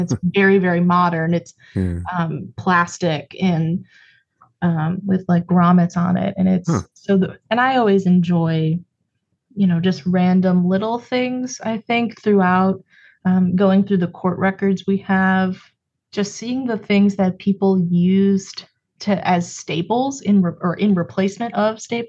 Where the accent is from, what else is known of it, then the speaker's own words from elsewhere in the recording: Cleveland, Ohio, United States; I'm from Cleveland originally